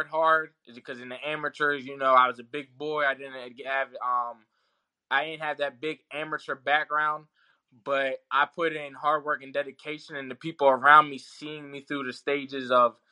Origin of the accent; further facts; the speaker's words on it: Philadelphia, Pennsylvania, United States; we're still in my hometown. I'm literally three blocks away. I'm fighting in South Philly. I grew up around here.